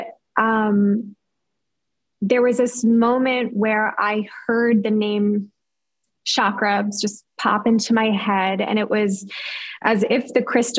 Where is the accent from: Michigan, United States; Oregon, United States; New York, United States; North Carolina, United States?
New York, United States; moved away as an adult; also born or lived in Los Angeles; I grew up in New York, but I moved with that boyfriend